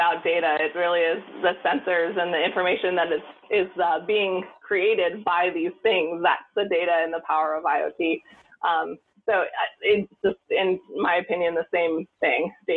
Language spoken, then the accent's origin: English; Montana, United States; I grew up in Montana